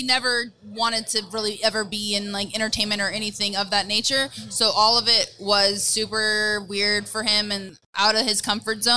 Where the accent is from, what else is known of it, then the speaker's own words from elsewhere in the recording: Bay Area, California, United States; it's my hometown. It's where I grew up